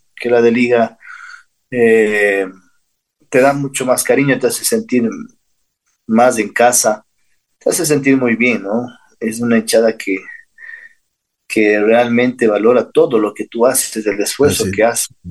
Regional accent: Ecuador; born or raised there; also born or lived in Santa Ana, California, United States

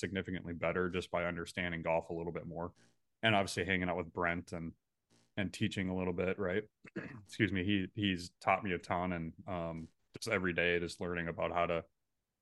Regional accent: Ramsey, Minnesota, United States; I grew up in Ramsey, just a little bit northwest of Minneapolis

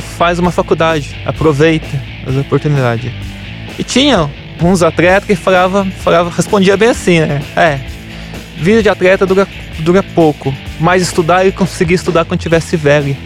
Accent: Apiaí, São Paulo, Brazil; moved away; eu sou de Apiaí

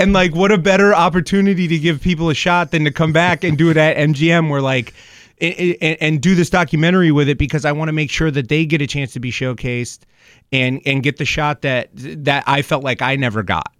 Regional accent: Springfield, Massachusetts, United States; So when I was growing up here, I was raised in Springfield. I went to St. Matthew's, and then I ended up going to Minichog after

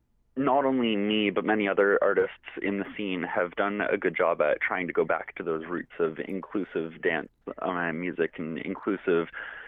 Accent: London, Ontario, Canada; I'm a 17-year-old youth from here in London. I am First Nations from the United Nations of the Thames

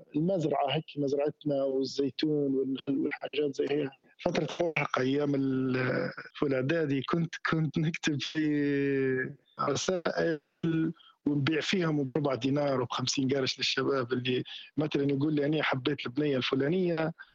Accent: Tawergha, Misrata District, Libya; moved away; also born or lived in Sirte; انا من تورغه ونسكن هنا في سرت

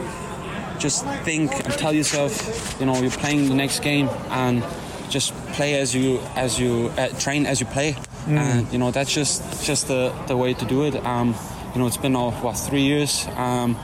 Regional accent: Hamburg, Germany; also born or lived in England; now in Ireland; I'm from Hamburg, up in the north.

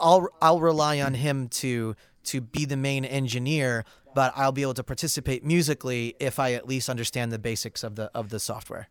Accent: St. Louis, Missouri, United States; moved away as an adult; now in Los Angeles, United States; I'm originally from Saint Louis

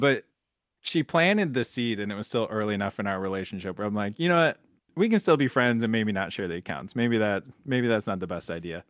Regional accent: Buffalo, New York, United States; also born or lived in the South (US); now in Southern United States; I'm from Buffalo, New York, and that's, like, ice cream heaven

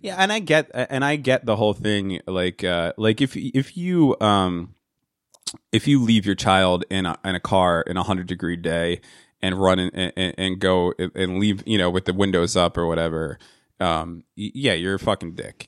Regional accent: New Jersey, United States; I'm from New Jersey.

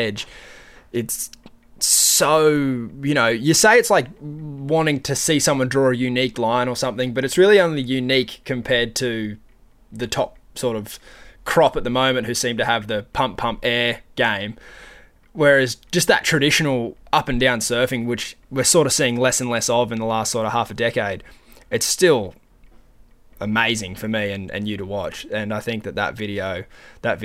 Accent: Gold Coast, Queensland, Australia; a Aussie from the Gold Coast

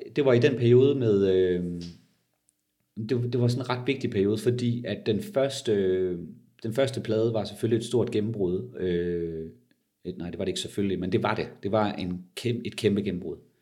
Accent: Denmark; som danskere

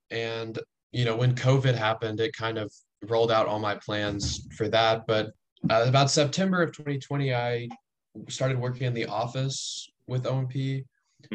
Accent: Little Rock, Arkansas, United States; I'm from Little Rock. I grew up in Little Rock

